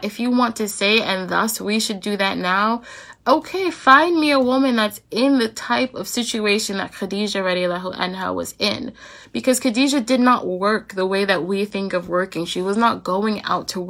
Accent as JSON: {"language": "English", "country": "United States", "said": "as American Muslims"}